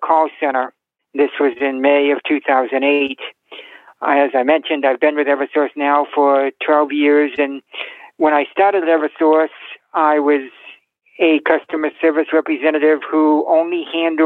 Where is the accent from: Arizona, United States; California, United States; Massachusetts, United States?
Massachusetts, United States; I am from Massachusetts